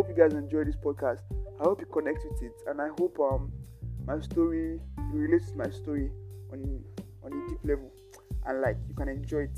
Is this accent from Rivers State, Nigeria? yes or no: no; Lagos, Nigeria; growing up in Lagos as a youth